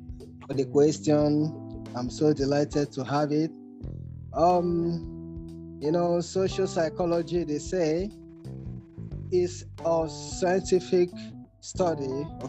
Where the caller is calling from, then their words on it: Nigeria; Good evening, everyone. I'm speaking from Nigeria.